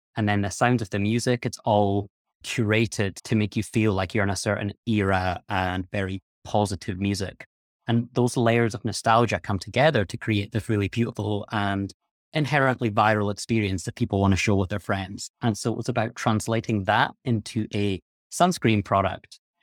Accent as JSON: {"language": "English", "region": "Scotland", "country": "United Kingdom", "tie": "born or raised there", "said": "I'm from Scotland, where there is not a huge amount of sun."}